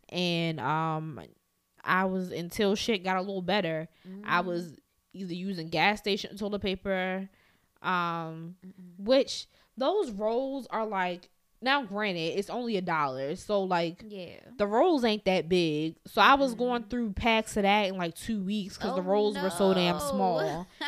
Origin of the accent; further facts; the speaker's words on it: Baltimore, Maryland, United States; I'm from West Baltimore. I cut people.